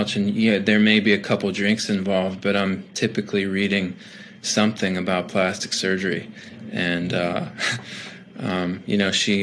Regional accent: not too far from Cleveland, Ohio, United States; I was born and raised in Ohio, not too far from Cleveland

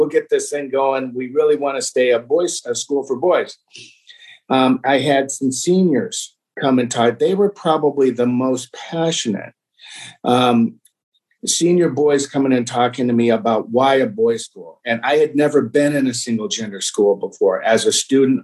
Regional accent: Boston, Massachusetts, United States; I grew up in Boston.

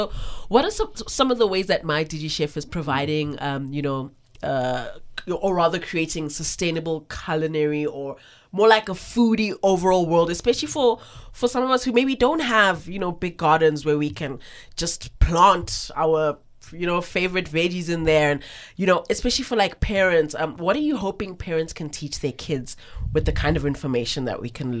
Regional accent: South Africa; accent: Cape Flats / Joburg North; It's this thick Cape Flat / Joburg North / I'm well-traveled accent that's just coming

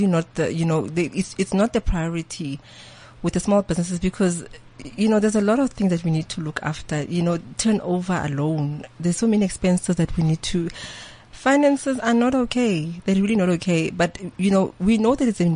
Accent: Geluksdal, East Rand, Gauteng, South Africa; I'm from Gelreksdal in the East Rand

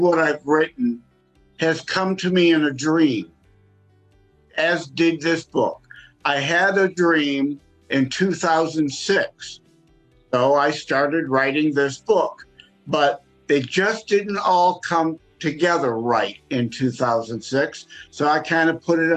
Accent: Detroit, Michigan, United States; I'm born and raised in Southeast Michigan

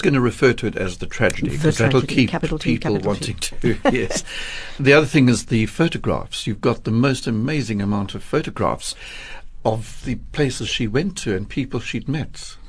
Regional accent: Durban, KwaZulu-Natal, South Africa; I come from Durban.

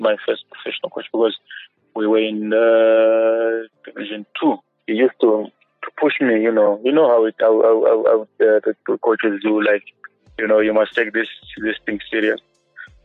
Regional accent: Gweru, Midlands, Zimbabwe; also born or lived in Bulawayo; I grew up in Ngweru

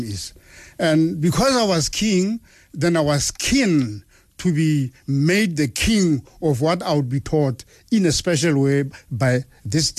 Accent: Bushveld, near Mabula, Limpopo, South Africa; English is a second language; also born or lived in Johannesburg, South Africa; I started my primary education in the Bundus, in the bush, in Bushveld. If you know Mabula Lodge, in that area, that's where I grew up from the age of 10. After I was born in Johannesburg

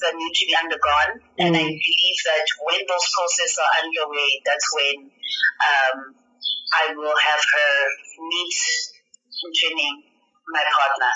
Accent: South Africa; Black South African women

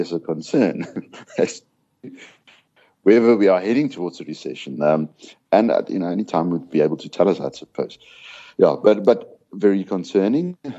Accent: South Africa; being South African

